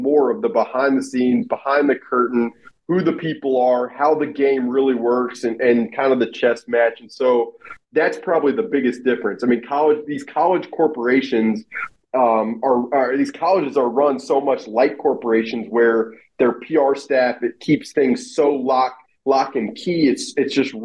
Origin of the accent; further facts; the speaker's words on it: Alabama, United States; moved away; I grew up in Alabama